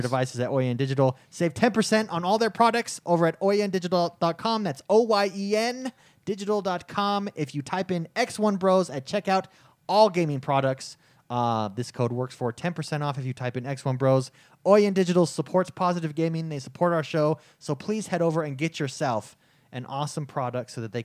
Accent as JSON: {"language": "English", "region": "California", "country": "United States", "moved": "as an adult", "lives_now": "Utah, United States", "said": "We're from California, moved to Utah to go to school"}